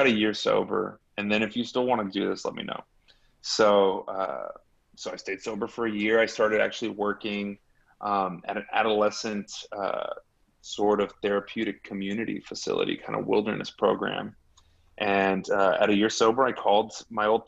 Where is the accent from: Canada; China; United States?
United States; Laredo, Texas; I grew up in Laredo